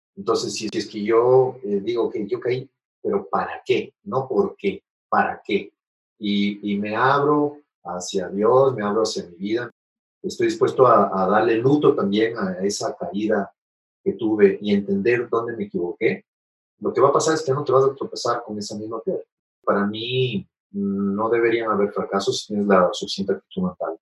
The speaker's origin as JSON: {"language": "Spanish", "country": "Ecuador", "said": "soy ecuatoriano"}